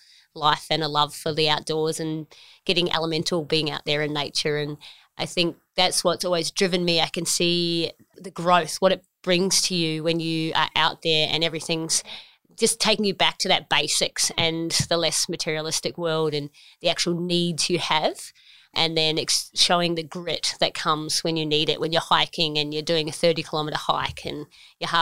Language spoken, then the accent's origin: English; New Zealand; now in Australia; I grew up in New Zealand. I'm a proud Kiwi.